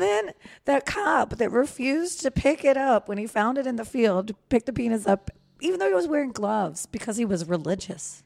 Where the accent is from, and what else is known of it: Manassas, Virginia, United States; born or raised there